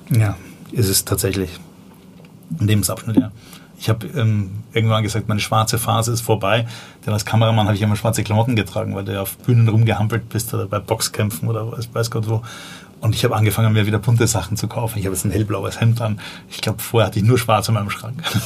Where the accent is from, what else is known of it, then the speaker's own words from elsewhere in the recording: Vienna, Austria; accent: Viennese; moved away as an adult; also born or lived in Berlin; now in Germany; ich komme ursprünglich aus Wien